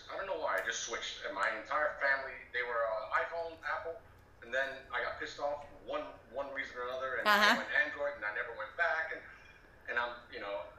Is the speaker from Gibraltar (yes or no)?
no; Italy; moved away as an adult; also born or lived in Europe / Mexico; now in United States; I was born in Italy, 1969. I'm 50 years old. I grew up the majority of my life in Europe, and then I came to the States for college